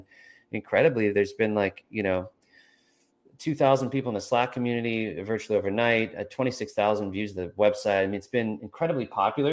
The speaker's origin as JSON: {"language": "English", "region": "California", "country": "United States", "said": "I'm from California"}